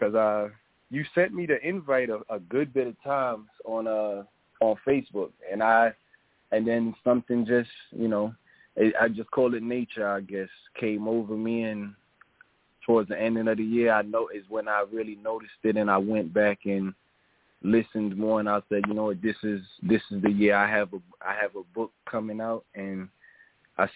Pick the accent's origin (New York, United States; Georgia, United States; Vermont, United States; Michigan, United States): New York, United States; New York City; I'm from New York